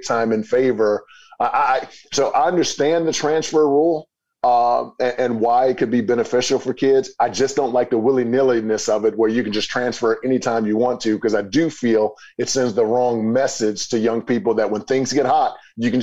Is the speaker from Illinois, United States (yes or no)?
yes; East St. Louis, Illinois, United States; I'm from East St. Louis, Illinois, so, and grew up in poverty